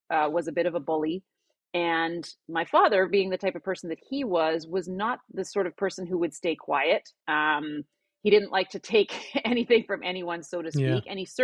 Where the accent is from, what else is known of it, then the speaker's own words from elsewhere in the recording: Alberta, Canada; now in North Vancouver, Canada; Well, I'm based in North Vancouver, Canada. I didn't grow up here. I grew up in Alberta in Canada, but I've lived a few places.